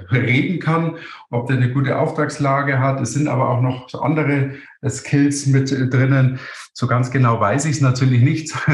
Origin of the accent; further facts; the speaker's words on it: Munich, Bavaria, Germany; Ich komme aus München. Südlich von München ist der Starnberger See.